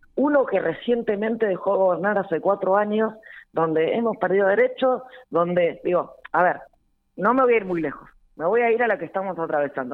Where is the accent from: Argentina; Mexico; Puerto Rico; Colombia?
Argentina; Victorica, La Pampa; yo soy de Victorica